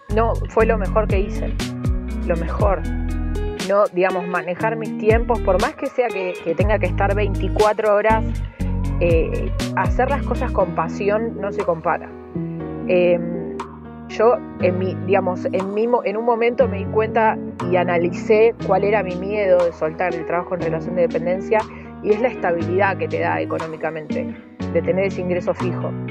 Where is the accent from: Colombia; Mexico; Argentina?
Argentina; Rosario, Santa Fe; now in Villa Lago Meliquina, Argentina; nosotros somos rosarinos que decidimos venir a vivir a la Patagonia